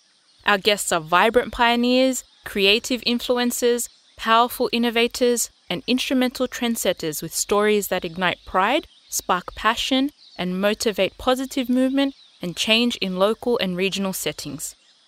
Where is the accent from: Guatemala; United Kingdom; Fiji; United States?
Fiji; Somosomo; also born or lived in Tonga; Bulavinaka … I am your host. I am a Fijian from Somosomongau and Tongan Kolomotu'a woman